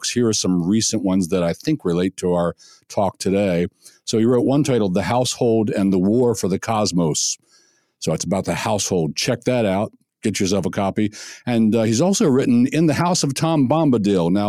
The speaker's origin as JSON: {"language": "English", "country": "United Kingdom", "said": "I'm I'm a British rock musician."}